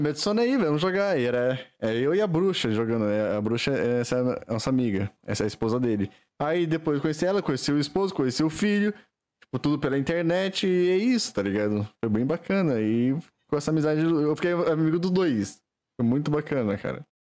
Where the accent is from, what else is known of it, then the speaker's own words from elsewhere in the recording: Valinhos, São Paulo, Brazil; Eu sou de Valinhos